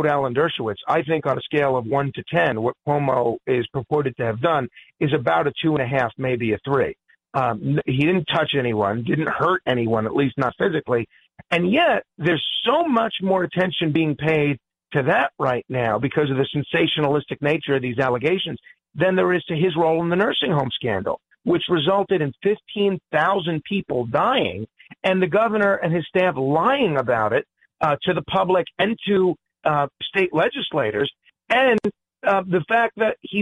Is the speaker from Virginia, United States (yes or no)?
no; New York, United States; as a New Yorker